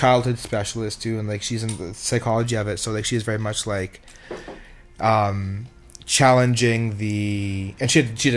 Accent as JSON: {"language": "English", "country": "Canada", "also_born_or_lived": "Calgary / Montreal", "said": "I'm Canadian in the right context"}